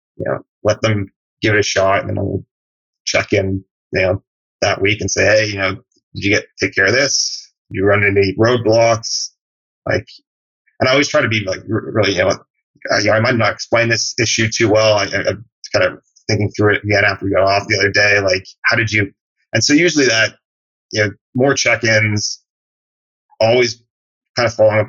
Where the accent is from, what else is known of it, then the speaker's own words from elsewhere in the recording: Canada; moved away as an adult; now in United States; I'm from Canada originally. And when I moved to the US after college to work